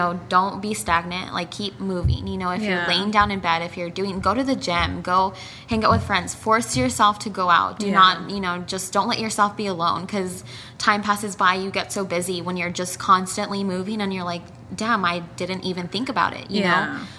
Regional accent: El Paso, Texas, United States; moved away as an adult; now in Denver, United States; So I was born in Denver, Colorado. Shout out to Denver. I lived there for 6 years, and then I lived in El Paso, Texas for 14 years.

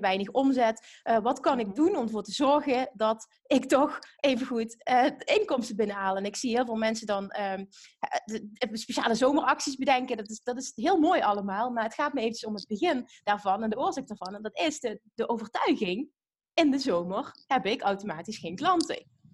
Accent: Limburg, Netherlands; We komen allebei uit Limburg, dus we zijn nu net overgeschakeld van het Limburgs naar het Nederlands

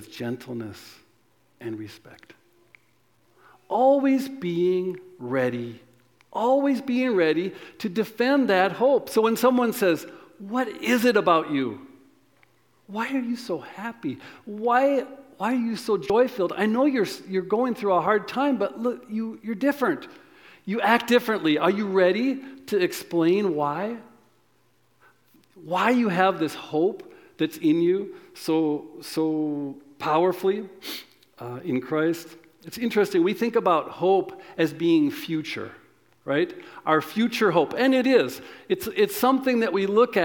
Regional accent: United States; I'm American

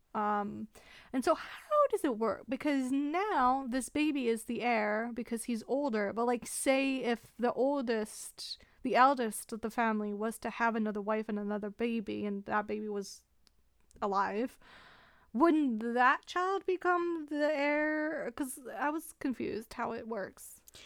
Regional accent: Canada; we're Canadian

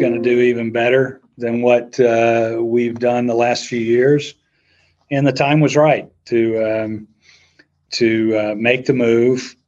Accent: the South, United States; I'm a guy from the South

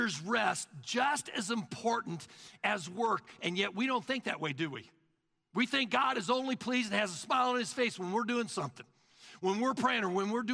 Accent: the South, United States; now in Collin County, Texas, United States; we're from the South

